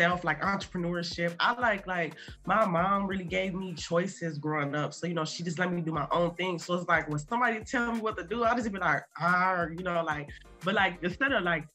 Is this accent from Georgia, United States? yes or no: no; Toledo, Ohio, United States; I'm from Toledo, Ohio, a small city in Ohio